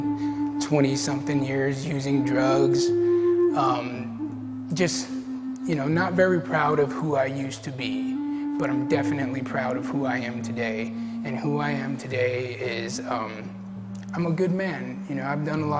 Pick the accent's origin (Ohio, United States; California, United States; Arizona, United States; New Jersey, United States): Arizona, United States; Gila River Pima tribe; I'm from the Gila River Pima tribe, which is down in Arizona